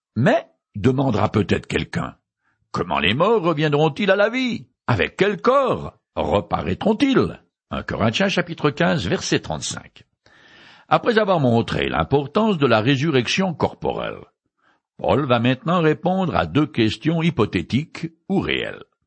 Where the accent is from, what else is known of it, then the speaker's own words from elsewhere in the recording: France; je suis né français et un peu rétro